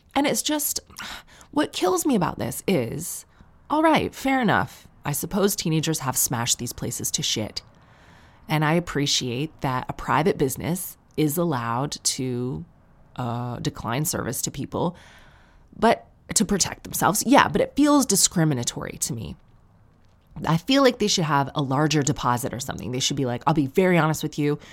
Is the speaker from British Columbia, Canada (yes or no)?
no; Sarnia, Ontario, Canada; growing up in Sarnia